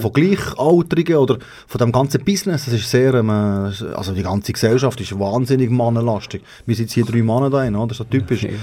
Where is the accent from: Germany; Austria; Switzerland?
Switzerland; dort, wo ich herkomme, ist der grösste Graben.